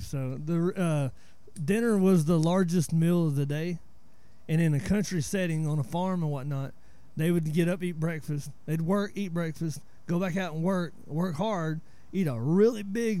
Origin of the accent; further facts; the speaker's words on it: northeast Georgia, United States; moved away as an adult; now in DeRidder, United States; I'm 41, so I grew up in the Appalachian Mountains, you know, northeast Georgia.